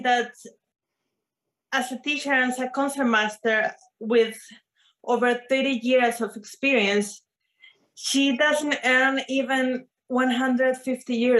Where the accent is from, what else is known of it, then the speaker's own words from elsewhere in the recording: Venezuela; moved away; I am from Venezuela